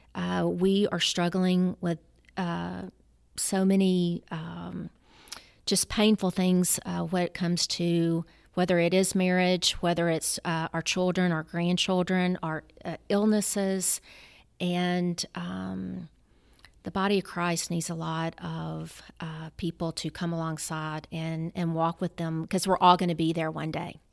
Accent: Memphis, Tennessee, United States; I'm a native Memphian, been here all my life

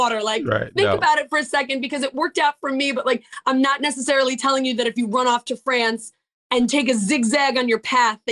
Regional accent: Long Island, New York, United States; I grew up on Long Island

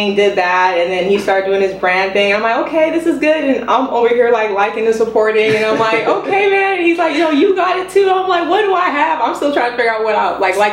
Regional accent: Hemet, California, United States; moved away as an adult; also born or lived in Victorville; I'm from Hemet. That's where I was from. I wasn't born in Hemet

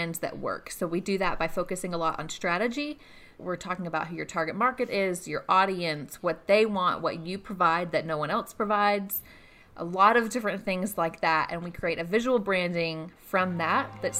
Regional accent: Gainesville, Georgia, United States; also born or lived in Atlanta, Georgia; now in Athens, United States; I grew up in Gainesville, Georgia, so not too far away.

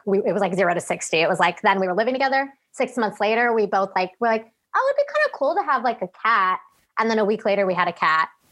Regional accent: Woodridge, Illinois, United States; moved away; I was born and raised in Chicago, Illinois, in the suburbs specifically

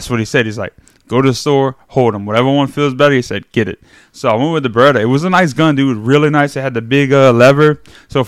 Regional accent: South Louisiana, United States; we're all from South Louisiana

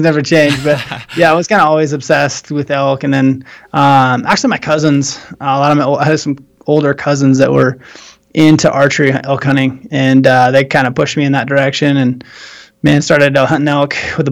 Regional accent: Oregon coast, United States; moved away as an adult; now in Bozeman, United States; I grew up in Oregon on the coast, kind of on the coast

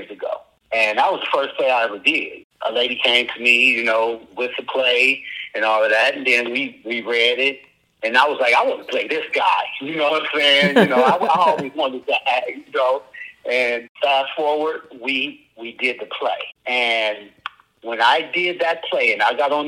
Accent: Akron, Ohio, United States; I'm from Akron, Ohio. Been here all my life.

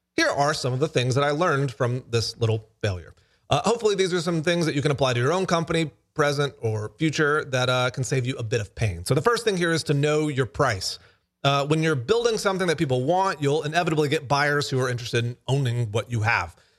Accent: Alabama, United States; I am from Alabama

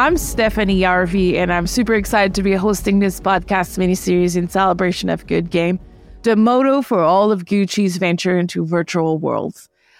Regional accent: Canada; Yeah, I'm from Canada

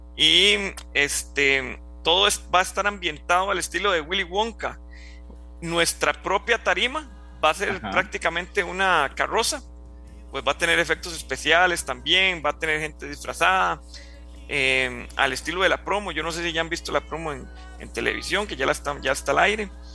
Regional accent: Juan Viñas, Cartago, Costa Rica; yo soy de Juan Viñas, de Cartago

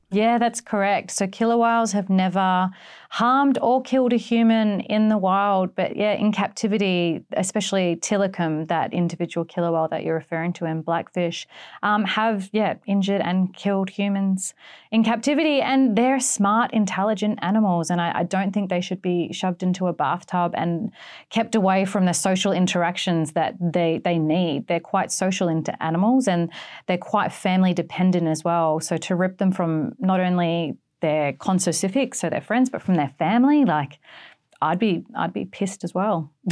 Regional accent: East Coast of Australia, Australia; accent: Australian; moved away as an adult; now in Western Australia, Australia; I'm actually from the East Coast. I moved to the West Coast for the killer whales.

